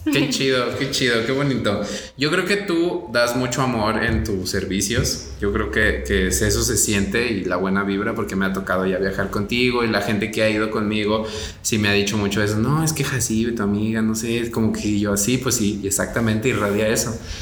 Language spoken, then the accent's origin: Spanish; Mexico; los mexicanos hacemos